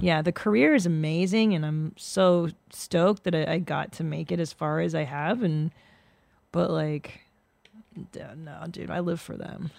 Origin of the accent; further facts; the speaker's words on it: Canada; now in United States; I was born in Canada